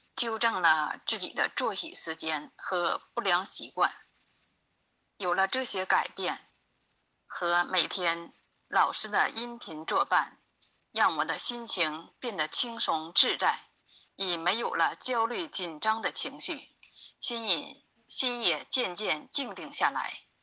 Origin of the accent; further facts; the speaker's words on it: Jinzhou, Liaoning, China; 我来自辽宁锦州